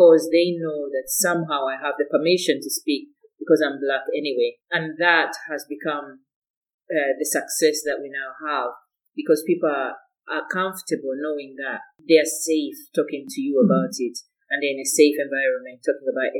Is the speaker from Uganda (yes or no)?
yes; Uganda; now in Scotland, United Kingdom